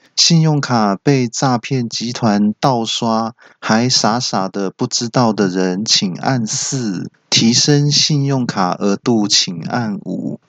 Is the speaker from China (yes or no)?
no; Taiwan; 你不要瞧不起我们台湾人哈！